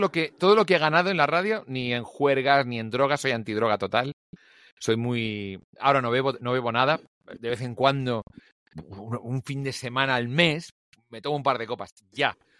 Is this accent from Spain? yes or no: yes; Barcelona, Catalonia, Spain; now in Madrid, Spain; me crié solo. Aquí el gran tema es que de pronto yo soy hijo único, nací en Barcelona